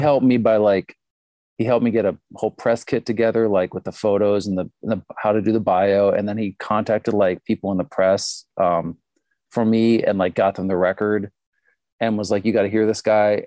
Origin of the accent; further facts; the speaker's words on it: Pittsburgh, Pennsylvania, United States; moved away as an adult; also born or lived in Honolulu; now in Minneapolis, United States; I grew up in Pittsburgh